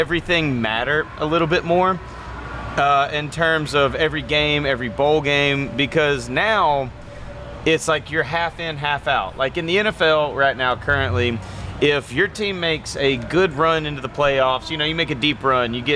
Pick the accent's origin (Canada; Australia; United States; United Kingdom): United States; Gadsden, Alabama; accent: southern; Alabama, Gadsden, Alabama